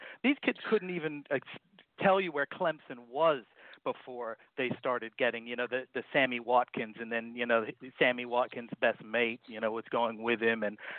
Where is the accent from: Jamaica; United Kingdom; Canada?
Jamaica; Not because I'm Jamaican.